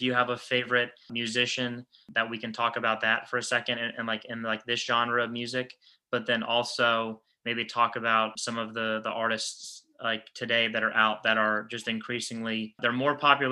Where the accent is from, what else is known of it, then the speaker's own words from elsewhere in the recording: Orlando, Florida, United States; me growing up in Orlando